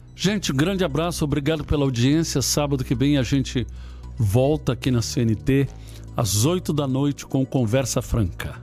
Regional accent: Ceará, Brazil; moved away; eu fui criado no Ceará

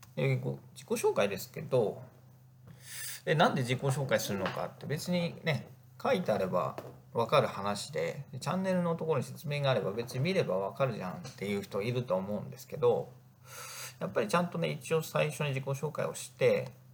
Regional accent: Northern Kanto, Japan; also born or lived in Egypt; 生まれも育ちも北関東で、まあ、田舎の人間

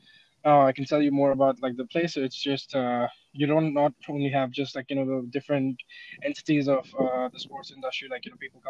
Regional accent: India; moved away as an adult; I'm from India

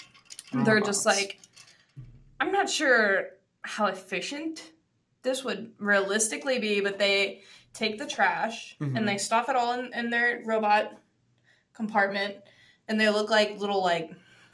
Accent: Canada; I'm Canadian.

